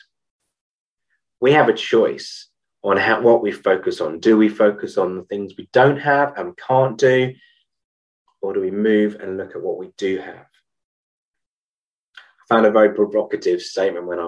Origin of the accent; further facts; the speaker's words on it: United Kingdom; as a Brit